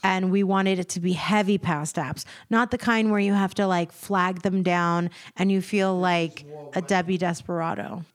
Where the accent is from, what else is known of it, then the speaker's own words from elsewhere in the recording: United States; also born or lived in Virginia; I was born in America and I was raised here